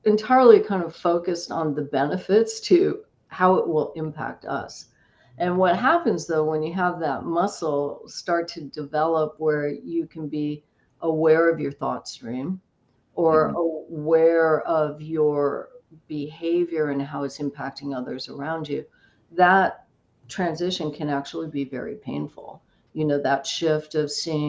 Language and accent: English; Oahu, Hawaii, United States; moved away; We grew up on Oahu, but we spent our summers on the Big Island and also Kauai